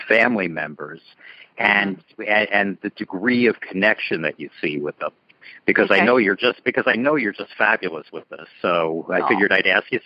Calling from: Scarsdale, New York, United States; I'm calling you from Scarsdale, New York

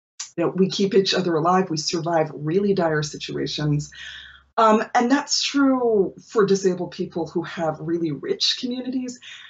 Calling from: Toronto, Ontario, Canada; But I'm joining you from Toronto, which is on the territory of the Anishinaabe, Haudenosaunee, Huron Wendat, and Mississauga of New Credit people.

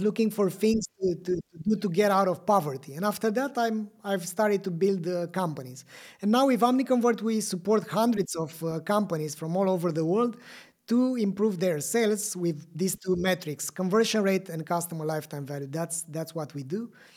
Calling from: Bucharest, Romania; I'm calling you from Bucharest, uh, Romania

